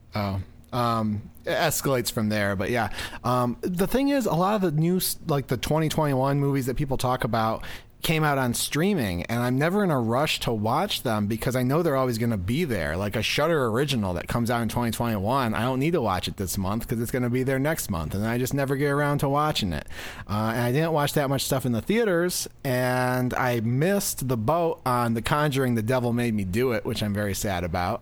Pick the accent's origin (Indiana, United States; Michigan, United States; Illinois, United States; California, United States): Michigan, United States